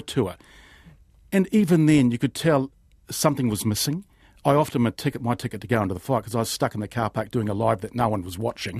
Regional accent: New Zealand; being a Kiwi

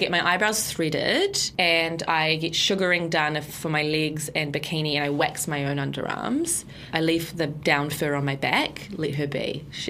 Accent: Nelson, New Zealand; One of my best friends, there weren't a lot of Iranians, but one of my best friends growing up in Nelson was this little Iranian girl.

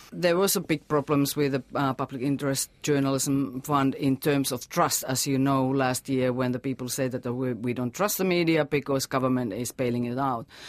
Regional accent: Finland; now in New Zealand; my home country, Finland.

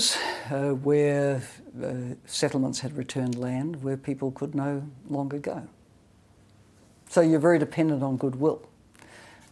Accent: New Zealand; for me as a Kiwi

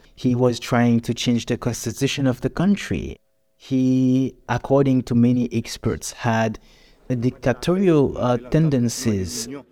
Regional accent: Jérémie, Grand'Anse, Haiti; Jeremy, my hometown

